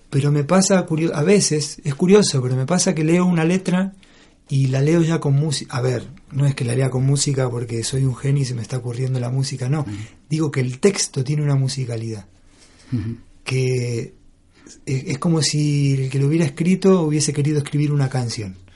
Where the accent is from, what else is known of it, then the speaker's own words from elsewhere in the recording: Argentina; moved away as an adult; now in Spain; con ese grupo vine de Argentina yo